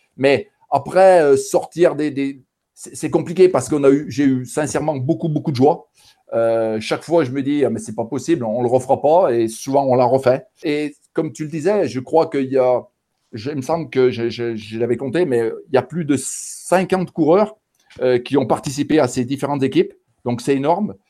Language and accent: French; Saint-Étienne region, Auvergne-Rhône-Alpes, France; par mon accent, euh, les gens vont s'en rendre compte euh, d'eux-mêmes. Donc, je viens de la région euh, stéphanoise